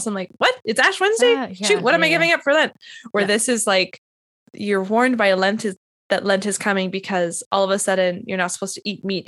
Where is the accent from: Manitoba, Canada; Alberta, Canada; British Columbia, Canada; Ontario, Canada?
Manitoba, Canada; Winnipeg; now in Nashville, United States; I'm from Winnipeg and there's lots of Ukrainian Catholics there